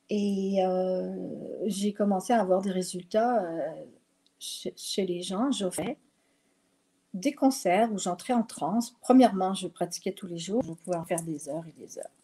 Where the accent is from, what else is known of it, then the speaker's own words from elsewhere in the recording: Quebec, Canada; accent: French; also born or lived in Europe; parce que j'avais l'accent français alors que je suis québécoise. Mais j'ai habité en Europe longtemps